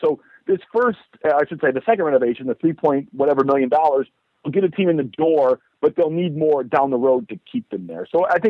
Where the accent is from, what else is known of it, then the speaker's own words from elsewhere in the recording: Midwest, United States; I'm from the Midwest, so I grew up with hockey